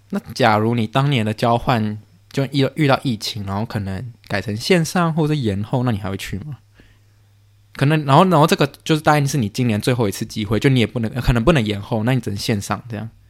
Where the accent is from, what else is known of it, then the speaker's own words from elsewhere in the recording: Canada; 我在加拿大出生